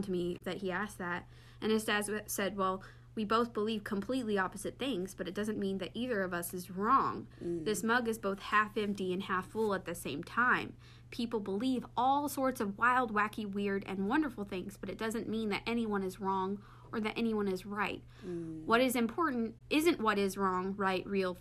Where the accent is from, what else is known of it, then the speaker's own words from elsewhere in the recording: near Nashville, Tennessee, United States; Nashville, Tennessee, which I am very familiar with that area. That's like right in the backyard of my hometown